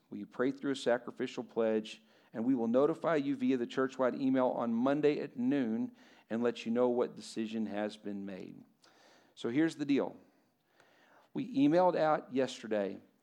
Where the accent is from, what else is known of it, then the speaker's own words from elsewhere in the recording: Lubbock, Texas, United States; I'm from Lubbock